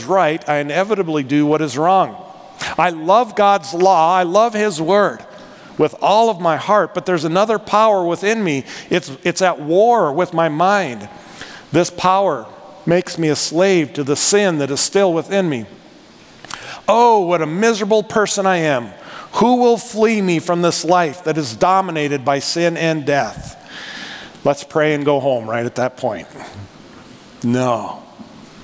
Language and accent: English; North Dakota, United States; accent: North Dakota; moved away; I'm from North Dakota. Can you tell by my accent, North Dakota?